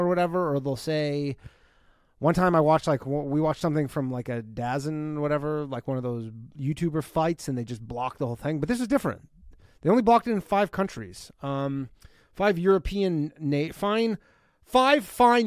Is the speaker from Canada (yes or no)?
yes; Burlington, Ontario, Canada; moved away; I'm coming back to my hometown, Burlington, Ontario